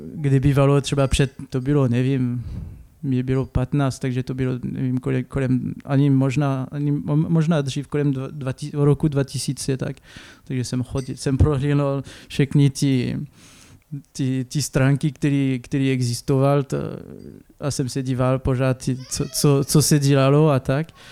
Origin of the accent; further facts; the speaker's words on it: Clermont-Ferrand, Auvergne-Rhône-Alpes, France; Czech is a second language; moved away as an adult; also born or lived in Lyon / Paris; now in Šternberk, Czech Republic; pocházím z Francii, uh, to je, pocházím z město, z město, který se jmenuje Clermont-Ferrand